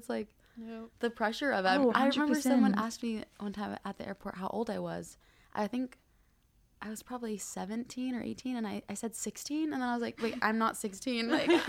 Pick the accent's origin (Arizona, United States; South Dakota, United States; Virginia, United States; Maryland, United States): Arizona, United States; moved away as an adult; now in Hawaii, United States; We're both from Arizona